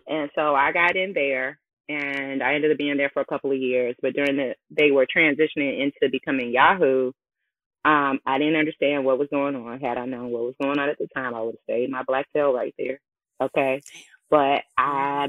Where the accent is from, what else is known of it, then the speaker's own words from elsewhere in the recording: Chicago, Illinois, United States; I am hailing from Chicago, Illinois